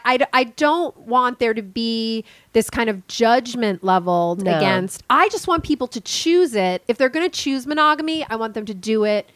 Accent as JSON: {"language": "English", "region": "Midwest", "country": "United States", "said": "I'm in my 20s. I'm straight. I'm white. I'm from the Midwest."}